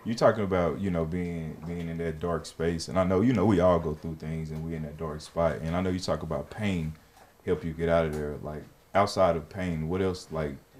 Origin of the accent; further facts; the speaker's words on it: Alabama, United States; where I'm from, I'm from Alabama